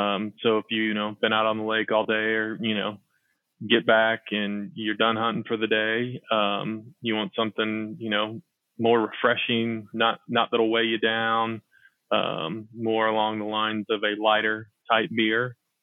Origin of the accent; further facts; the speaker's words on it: South Arkansas, United States; I grew up duck hunting in South Arkansas.